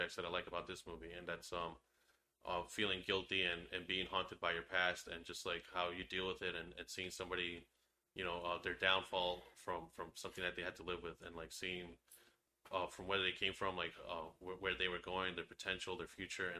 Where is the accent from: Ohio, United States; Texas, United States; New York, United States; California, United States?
New York, United States; Long Island; We're from Long Island